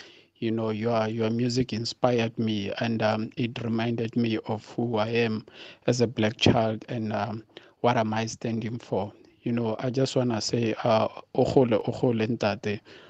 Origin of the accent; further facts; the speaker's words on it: Pretoria, Gauteng, South Africa; Growing up in Attridgeville, Pretoria